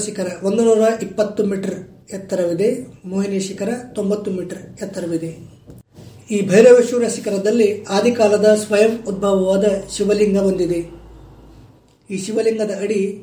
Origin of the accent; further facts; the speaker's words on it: Bagalkot district, Karnataka, India; ನಮ್ಮ ಜಿಲ್ಲೆ ಬಾಗಲಕೋಟೆಯಿಂದ